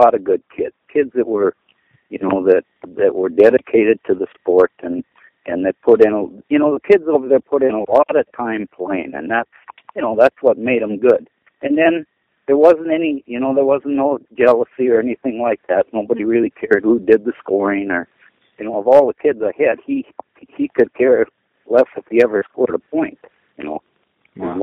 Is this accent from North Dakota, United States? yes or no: yes; Crosby, North Dakota, United States; also born or lived in Dickinson, North Dakota / Epping, North Dakota; I was born in Crosby, North Dakota in 1946